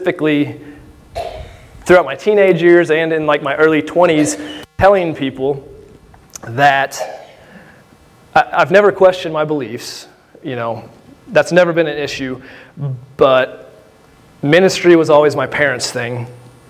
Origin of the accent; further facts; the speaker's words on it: Benton, Illinois, United States; I'm born and raised here in Southern Illinois. I'm from Benton